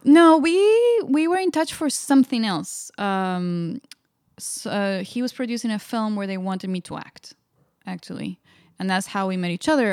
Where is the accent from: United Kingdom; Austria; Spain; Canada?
Spain; moved away; growing up in Spain